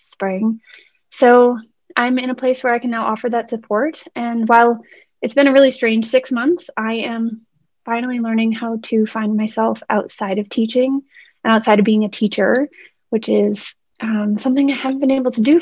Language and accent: English; Boston, Massachusetts, United States; I was born and raised in Boston, Massachusetts